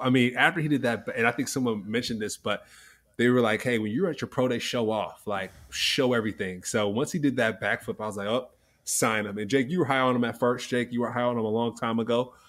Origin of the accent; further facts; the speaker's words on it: California, United States; I was born in California